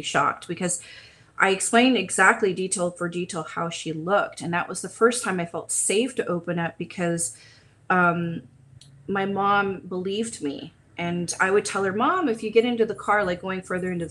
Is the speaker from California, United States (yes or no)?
yes; California, United States; also born or lived in Huntington Beach / Lakewood / Pasadena / Long Beach; I've been born and raised in California, so this is home. Right now I'm located in Huntington Beach, but I've been kind of all over, from Lakewood to Pasadena to Long Beach areas